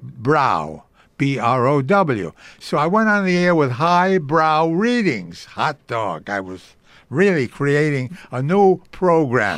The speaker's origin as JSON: {"language": "English", "town": "New York City", "region": "New York", "country": "United States", "tie": "born or raised there", "first_language": "Yiddish", "said": "I was born in Brooklyn"}